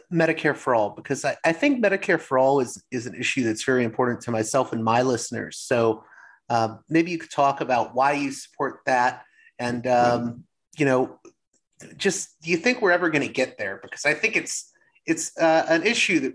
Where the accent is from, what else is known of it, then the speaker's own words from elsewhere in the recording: Pittsburgh, Pennsylvania, United States; I grew up in Pittsburgh